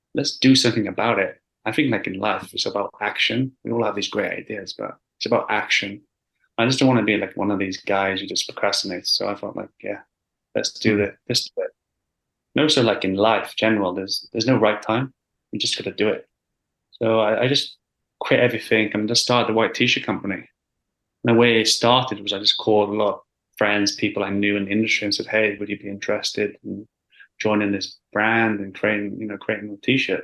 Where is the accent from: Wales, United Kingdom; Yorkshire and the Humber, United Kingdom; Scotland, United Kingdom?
Wales, United Kingdom; moved away as an adult; now in London, United Kingdom; I originally grew, I grew up in Wales, um, in a small village.